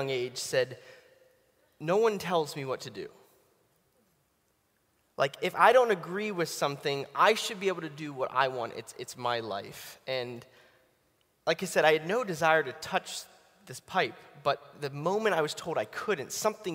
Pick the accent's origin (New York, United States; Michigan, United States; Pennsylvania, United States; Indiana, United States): Pennsylvania, United States; Pittsburgh; now in Atlanta, United States; I'm originally from Pittsburgh. I know you probably don't look that, but I'm now from Atlanta